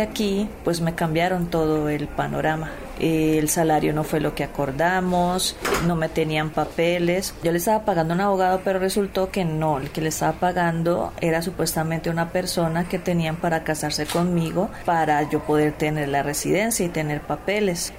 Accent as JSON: {"language": "Spanish", "town": "Palmira", "region": "Valle del Cauca", "country": "Colombia", "moved": "as an adult", "lives_now": "Mexico", "said": "Soy de Palmira, Colombia"}